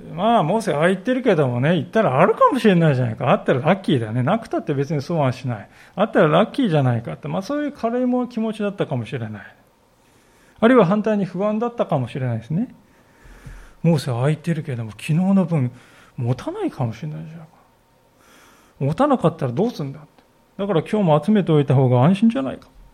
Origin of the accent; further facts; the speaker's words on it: Kanagawa, Japan; moved away; 私は出身地が神奈川県でありまして